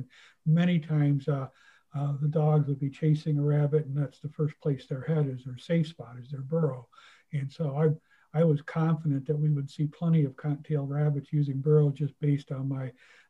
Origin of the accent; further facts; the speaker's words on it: Northern Ohio, United States; I grew up in the Midwest in Northern Ohio.